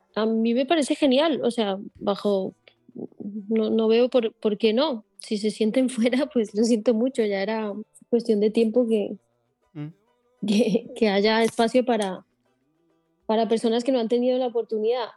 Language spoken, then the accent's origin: Spanish; Colombia; now in Barcelona, Spain; Yo también vengo, vengo, de Colombia, yo, o sea, yo vengo de Colombia que es una sociedad bastante machista